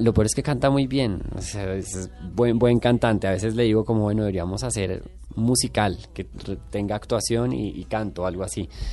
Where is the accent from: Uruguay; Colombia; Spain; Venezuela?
Colombia; Bogotá; moved away as an adult; now in Mexico; quién soy como colombiano, como persona que nació en Bogotá, en los 80